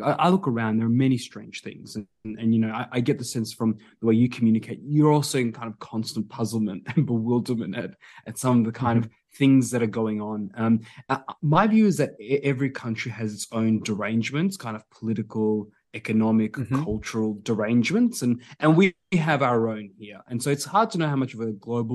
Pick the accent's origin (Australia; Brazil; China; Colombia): Australia; Adelaide, South Australia; moved away as an adult; also born or lived in Georgia; now in Sydney, Australia; My family moved over, you know, immigrated to this great country when I was little, and you know, to Adelaide. Grew up in Adelaide